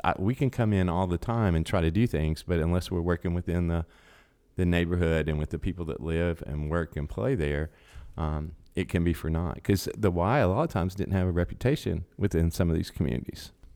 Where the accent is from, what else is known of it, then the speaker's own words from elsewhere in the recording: Chattanooga, Tennessee, United States; moved away as an adult; also born or lived in Dayton; I've been born and raised in Chattanooga